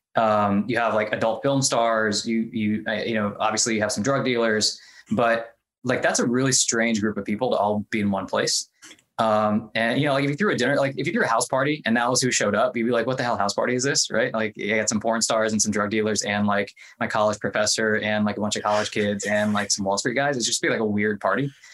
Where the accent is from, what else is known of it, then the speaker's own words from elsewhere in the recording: Midwest, United States; moved away as an adult; also born or lived in India / Kentucky / Ohio; I grew up, I was born in India. I grew up mostly in the Midwest, like Kentucky and Ohio